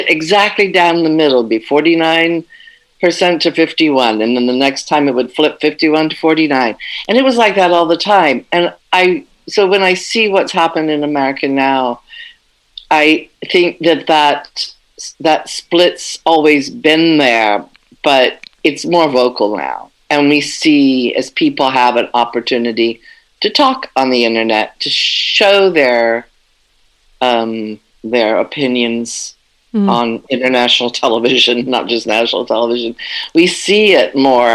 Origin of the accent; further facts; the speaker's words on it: West Coast of the United States, United States; moved away as an adult; now in France; I always lived on the West Coast. We were raised on the West Coast.